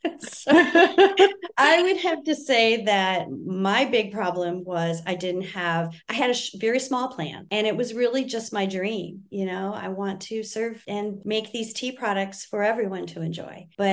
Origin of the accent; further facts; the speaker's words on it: Michigan, United States; moved away; Because I was living in Texas, sweet tea was all the rage. And I came from Michigan and I was, you know, more of a, I understood tea a little bit better than a lot of people in Texas